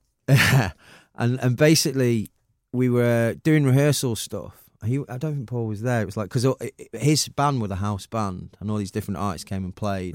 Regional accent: Manchester, North West England, United Kingdom; I'm so proud of being Mancunian

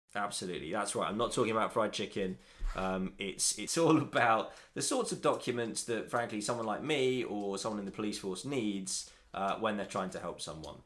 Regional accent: Nottingham, East Midlands, United Kingdom; I'm from Nottingham

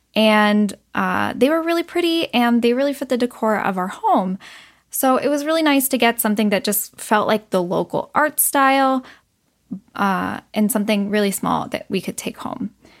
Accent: United States; growing up in America

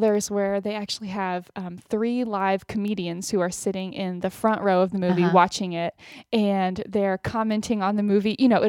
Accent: Austin, Texas, United States; moved away; Well, my parents and my sister still live in Austin, and I have an aunt and uncle and cousins that live in Austin, but it's not, where my family is from generations back or anything, but I mean, definitely my hometown

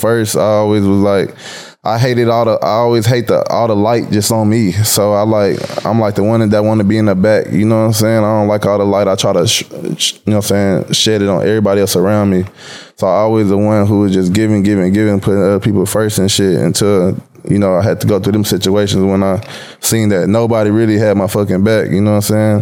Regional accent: Waco, Texas, United States; I'm originally from Waco, Texas, like an hour and a half outside of Dallas-Fort Worth area

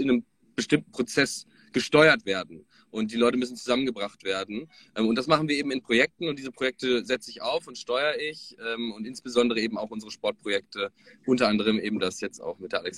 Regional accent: North Rhine-Westphalia, Germany; now in Hamburg, Germany; Hallo. Ähm, ich komme ähm, ursprünglich aus Ostwestfalen, lebe aktuell in Hamburg und bin jetzt aber gerade in Frankfurt

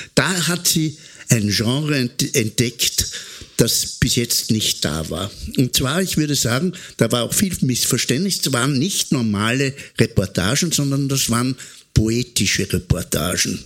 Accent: Austria; was wir Österreicher sind

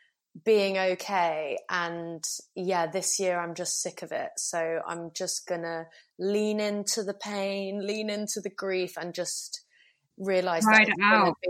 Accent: London, United Kingdom; London, as you can tell. I grew up in West London and now I live in Brixton.

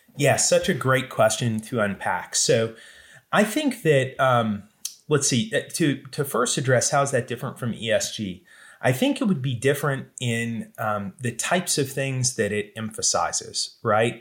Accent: the Southeast, mostly Georgia and Florida, United States; I grew up in the Southeast, mostly in Georgia and Florida

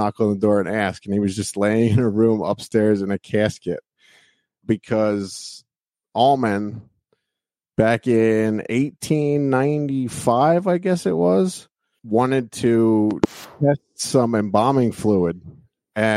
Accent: Reading, Pennsylvania, United States; also born or lived in Hamburg, Pennsylvania; I grew up in Reading. I lived there for 40 years.

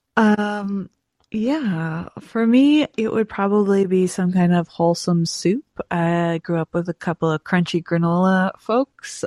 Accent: Montague, Prince Edward Island, Canada; And I grew up in Montague, Prince Edward Island.

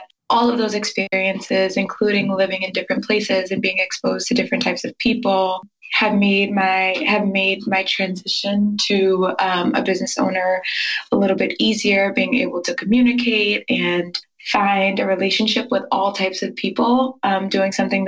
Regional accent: Georgia, United States; also born or lived in New York / Maryland; I'm originally from New York and I grew up a little bit in Maryland and then finally in Georgia.

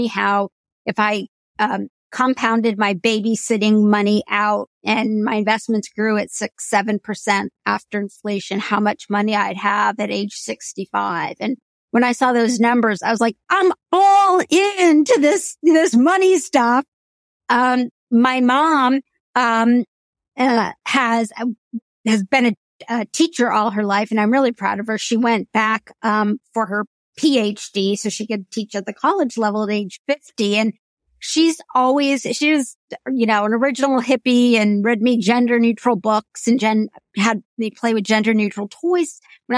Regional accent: Indiana, United States; There's not a huge Indian community in the state of Indiana, but we would all congregate in Indianapolis, a lot of us, at Diwali and celebrate

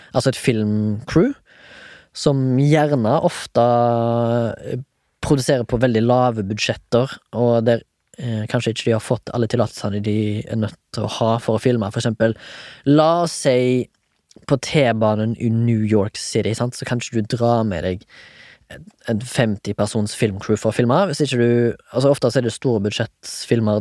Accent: Haugesund, Rogaland, Norway; jeg er fra Haugesund

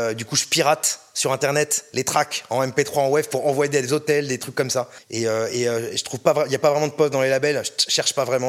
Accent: Orléans, Centre-Val de Loire, France; je viens d'Orléans

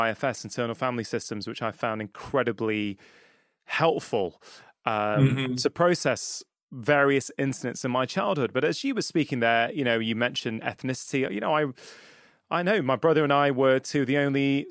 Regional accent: Cheshire, North West England, United Kingdom; also born or lived in Edinburgh; I live in the northwest of England, where I grew up, is because I moved back from Edinburgh

